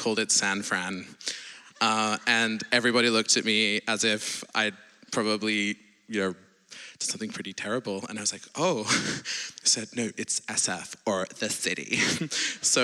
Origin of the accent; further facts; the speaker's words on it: Sydney, New South Wales, Australia; now in Oxford, United Kingdom; I'm not American, I'm Australian originally from Sydney, but I live in the UK in Oxford.